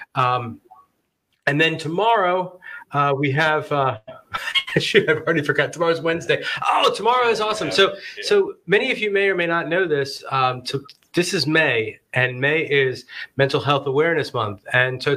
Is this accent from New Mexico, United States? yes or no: no; New Jersey, United States; moved away; Frank and I are both originally from Jersey